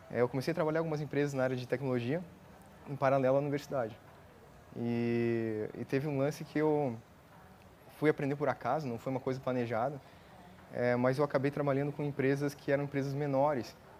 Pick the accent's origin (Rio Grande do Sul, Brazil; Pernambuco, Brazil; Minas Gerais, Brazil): Rio Grande do Sul, Brazil; moved away as an adult; also born or lived in Joinville, Santa Catarina; Sou gaúcho, nasci no Rio Grande do Sul, e aí eu fui para estudar a ciência da computação em Joinville, Santa Catarina.